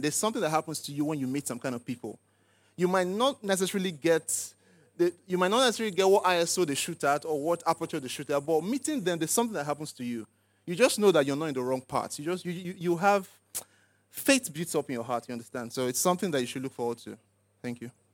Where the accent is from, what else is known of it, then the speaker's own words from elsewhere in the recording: Lagos, Nigeria; also born or lived in Abia State / Enugu State; I grew up in Lagos, but went to school in the East